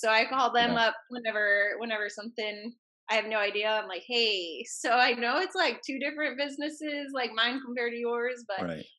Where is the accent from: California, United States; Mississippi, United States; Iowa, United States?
Iowa, United States; Indianola; I grew up in Indianola.